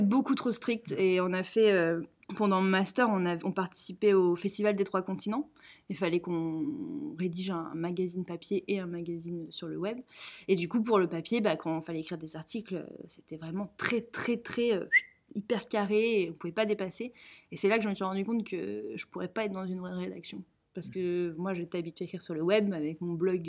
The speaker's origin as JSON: {"language": "French", "town": "Nantes", "region": "Pays de la Loire", "country": "France", "tie": "born or raised there", "said": "je suis nantaise, fière de l'être, j'ai toujours vécu à Nantes."}